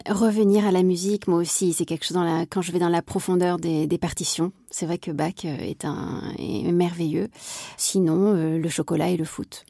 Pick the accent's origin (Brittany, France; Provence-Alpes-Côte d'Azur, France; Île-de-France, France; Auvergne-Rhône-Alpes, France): Provence-Alpes-Côte d'Azur, France; Marseille; also born or lived in Berlin, Germany; now in Paris, France; je suis marseillaise